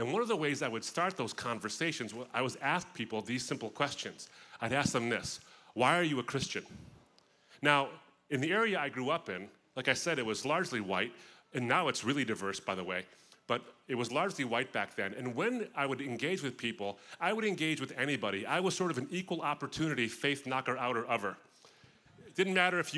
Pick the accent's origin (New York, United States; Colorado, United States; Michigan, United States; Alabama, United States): Michigan, United States; suburb of Detroit; the suburb I grew up in of Detroit was pretty much white.